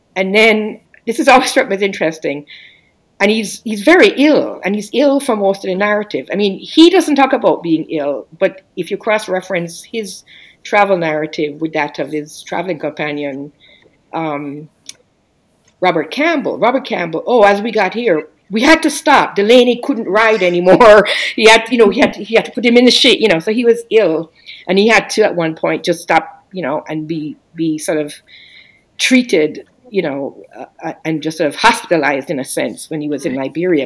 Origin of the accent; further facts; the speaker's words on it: Jamaica; now in United States; I'm um, a Jamaican immigrant to the U.S., I've been here over 30 years